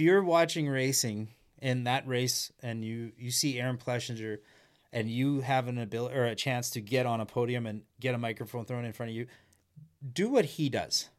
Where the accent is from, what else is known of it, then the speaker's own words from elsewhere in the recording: Humboldt, Saskatchewan, Canada; I grew up in Humboldt, Saskatchewan